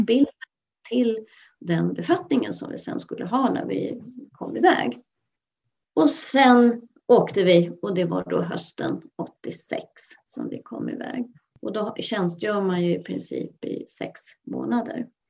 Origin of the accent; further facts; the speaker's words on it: Mälaröarna, Stockholm County, Sweden; also born or lived in Skelleftehamn, Västerbotten; now in Tyresö, Sweden; jag är född i Skelleftehamn och båda mina föräldrar var ju västerbottningar. Men vi flyttade så småningom ut till Mälaröarna som ligger utanför Stockholm